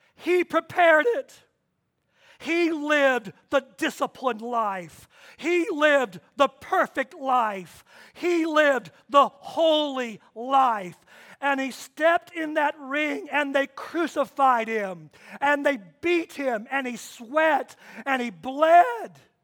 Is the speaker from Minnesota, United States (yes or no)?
no; Kansas, United States; I was born in Kansas.